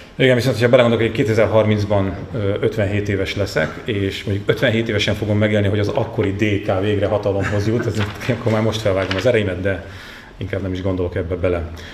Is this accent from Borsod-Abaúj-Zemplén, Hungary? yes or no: yes; Sátoraljaújhely, Borsod-Abaúj-Zemplén, Hungary; now in Budapest, Hungary; otthon sátorai, ugye az én hőn szeretett szülővárosomban